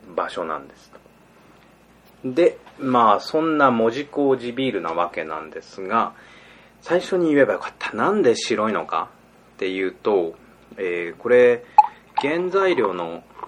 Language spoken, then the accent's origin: Japanese; Kanto, Japan; 俺は関東の人間なんで